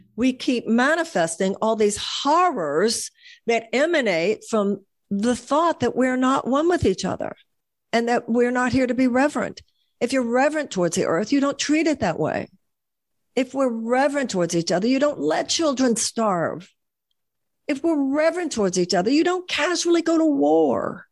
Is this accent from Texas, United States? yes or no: yes; Houston, Texas, United States; when I was growing up in Houston